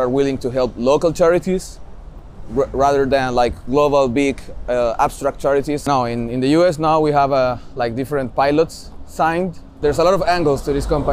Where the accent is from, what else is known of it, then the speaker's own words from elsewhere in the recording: Viña del Mar, Valparaíso, Chile; moved away as an adult; also born or lived in Santiago, Chile; I was born in Santiago, in Chile. But I did most of my early living in Viña del Mar.